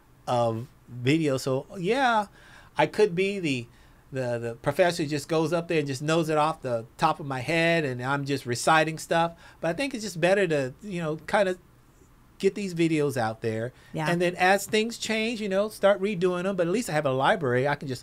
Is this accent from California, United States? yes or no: yes; Los Angeles, California, United States; I'm old school from South Central Los Angeles, so it's not Mister, it's Mista.